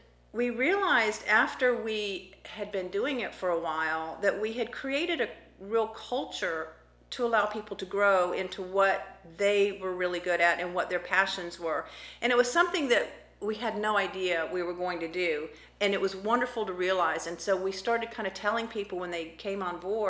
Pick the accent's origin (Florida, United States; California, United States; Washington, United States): Florida, United States; also born or lived in Kodiak Island, Alaska; I was born in Alaska, but grew up in Florida.